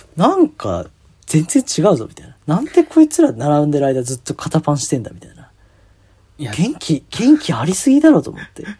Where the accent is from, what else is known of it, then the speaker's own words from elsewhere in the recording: Tokyo, Japan; 東京生まれ東京育ち